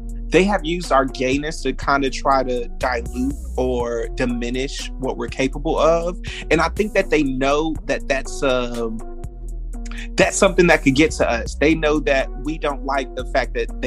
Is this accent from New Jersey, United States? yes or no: no; Fayetteville, North Carolina, United States; moved away as an adult; now in Atlanta, United States; before I moved from Fayetteville and moved to Atlanta for Chasing Atlanta